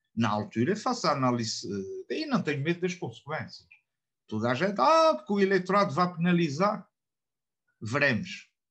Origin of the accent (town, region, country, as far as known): Portugal